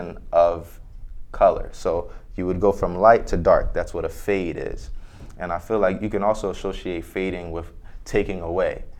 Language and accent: English; Orange, New Jersey, United States; I grew up in Orange, New Jersey